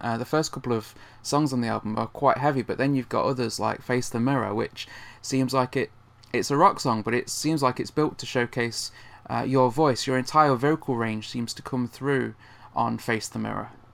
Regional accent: Nottingham, East Midlands, United Kingdom; you played my hometown uh, last year in Nottingham.

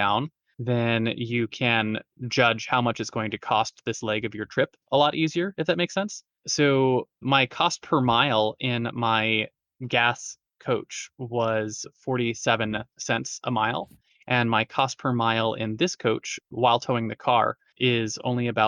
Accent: Southern California, United States; I grew up in Southern California

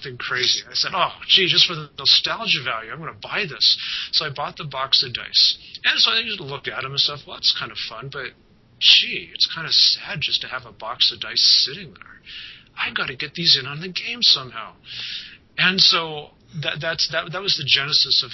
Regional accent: Colorado Mountains, United States; I grew up in the Colorado Mountains

